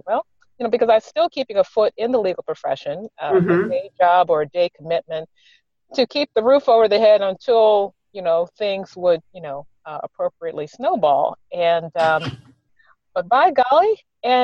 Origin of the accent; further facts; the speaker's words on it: the South, United States; I grew up in the South